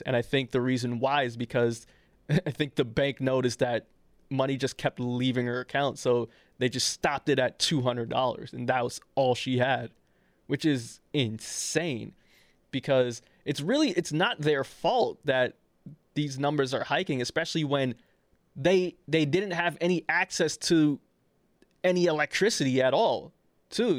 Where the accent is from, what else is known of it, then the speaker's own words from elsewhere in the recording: Trinidad & Tobago; I'm Trinidadian